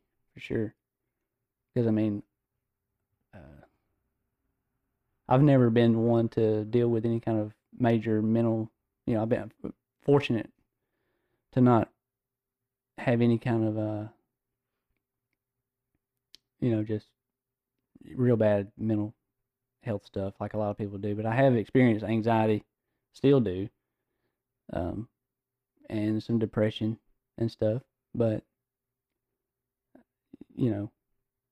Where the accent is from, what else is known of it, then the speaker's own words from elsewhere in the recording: Louisiana, United States; I grew up in Louisiana, Southern Baptist. Dad was a cotton farmer.